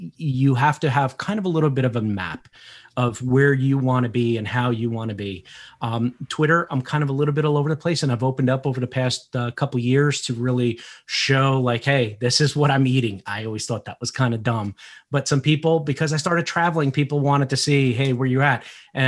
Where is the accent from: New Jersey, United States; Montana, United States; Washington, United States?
New Jersey, United States; first language Portuguese; English is a second language; I grew up in New Jersey, a blue collar mentality with a blue collar family of immigrants that came over. I'm first generation American. I didn't speak English when I went to school, and I learned how to speak English thanks to Sesame Street.